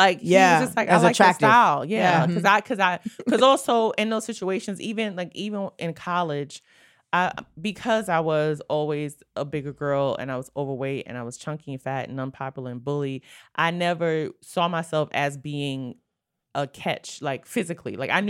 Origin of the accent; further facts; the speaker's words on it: New York City, New York, United States; Brooklyn, New York. Born and raised.